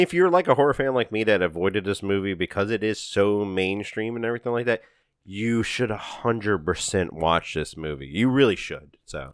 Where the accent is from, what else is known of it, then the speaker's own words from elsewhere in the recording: Louisiana, United States; We're from Louisiana